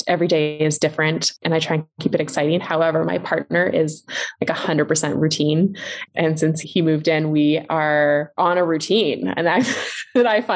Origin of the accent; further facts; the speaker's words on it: Vancouver, British Columbia, Canada; now in Penticton, Canada; I'm from Vancouver too